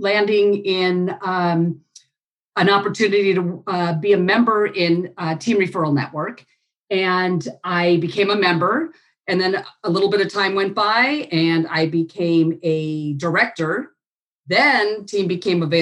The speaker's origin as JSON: {"language": "English", "town": "Los Angeles", "region": "California", "country": "United States", "tie": "born or raised there", "also_born_or_lived": "Hawaii", "moved": "as an adult", "said": "I grew up in the San Fernando Valley."}